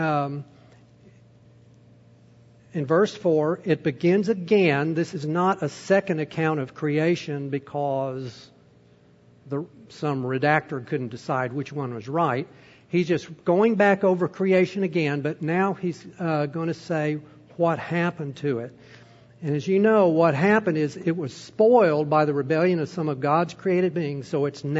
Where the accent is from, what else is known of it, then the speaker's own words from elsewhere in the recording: United States; as an American